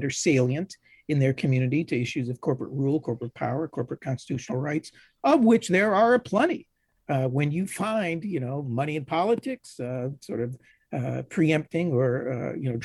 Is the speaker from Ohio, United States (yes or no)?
yes; Ohio, United States; I'm from Ohio